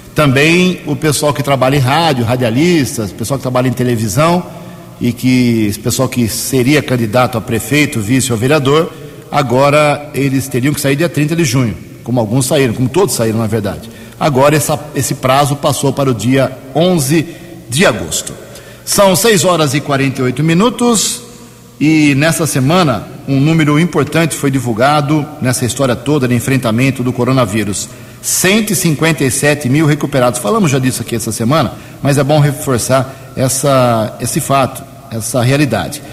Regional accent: Americana, São Paulo, Brazil; Eu sou um cidadão, nasci em Americana, nunca morei um dia fora aqui da cidade

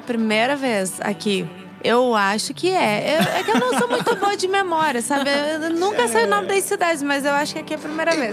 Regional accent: Curitiba, Paraná, Brazil; also born or lived in Campo Grande, Mato Grosso do Sul; Curitibana. Sou de Curitiba. Morei um tempo em Campo Grande, mas voltei a Curitiba

